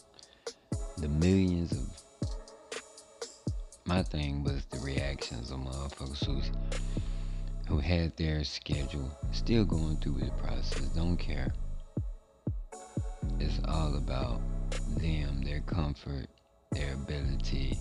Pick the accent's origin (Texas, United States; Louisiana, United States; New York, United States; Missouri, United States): Louisiana, United States; my home state, Louisiana